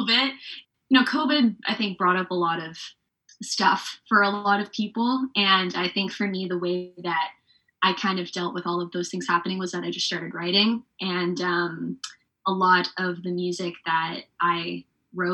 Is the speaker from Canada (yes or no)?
yes; Surrey, British Columbia, Canada; now in Vancouver, Canada; based in Vancouver, BC, but I grew up around Surrey White Rock area